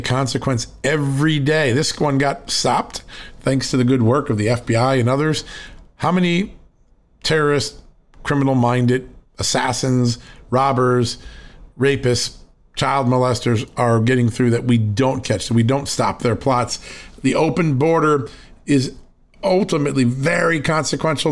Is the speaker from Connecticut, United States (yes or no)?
yes; Connecticut, United States; where I grew up in Connecticut